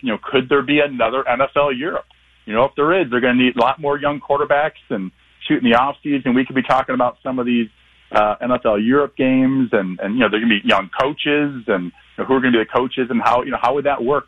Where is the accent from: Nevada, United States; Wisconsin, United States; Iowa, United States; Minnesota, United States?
Iowa, United States; Eastern; also born or lived in Minneapolis; now in Omaha, United States; growing up in Eastern Iowa